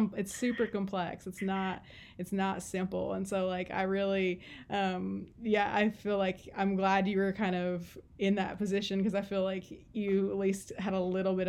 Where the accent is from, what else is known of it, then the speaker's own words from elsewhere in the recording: Cherokee, North Carolina, United States; growing up in Cherokee